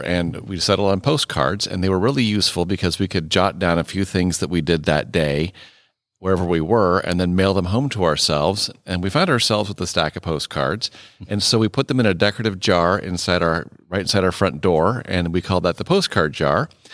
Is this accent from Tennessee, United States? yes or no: no; Iowa, United States; moved away as an adult; also born or lived in Wisconsin / Mississippi / Nebraska; I am also a native Midwesterner. I grew up in Iowa